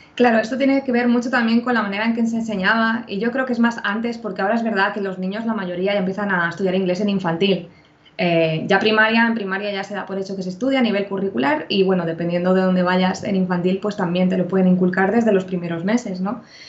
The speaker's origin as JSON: {"language": "Spanish", "country": "Spain", "said": "yo también soy española"}